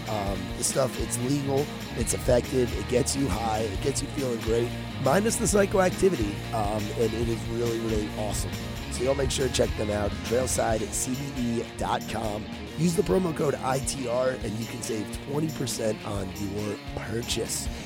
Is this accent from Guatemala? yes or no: no; New York, United States; now in Tennessee, United States; I'm a New Yorker living in Tennessee